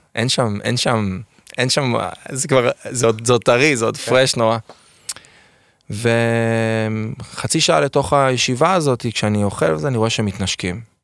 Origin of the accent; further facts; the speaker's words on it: Ness Ziona, Central District, Israel; also born or lived in Beersheba / Rehovot; אני גדלתי עם, בנס ציונה, שזה עיר מולדתי, אני קורא לה, למרות שאני נולדתי בפועל בבאר שבע